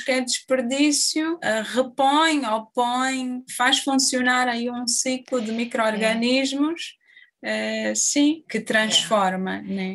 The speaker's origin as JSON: {"language": "Portuguese", "country": "Angola", "moved": "as an adult", "lives_now": "Évora, Portugal", "said": "Eu saí de Angola em 2013"}